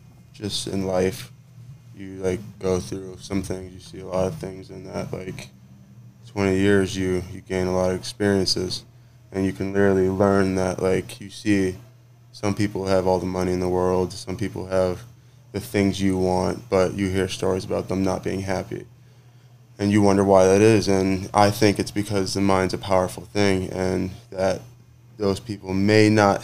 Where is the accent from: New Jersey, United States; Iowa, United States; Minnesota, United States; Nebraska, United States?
Minnesota, United States; Inver Grove Heights; moved away as an adult; now in Happy Valley, United States; I grew up most of my life in Minnesota, Midwest, a certain way of living.